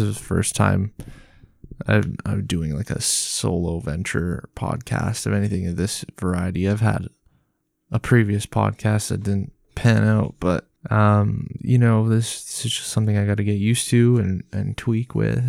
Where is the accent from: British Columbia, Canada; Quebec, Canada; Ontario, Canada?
Ontario, Canada; Tottenham; I am from Tottenham, Ontario, Canada. Not Tottenham, U K.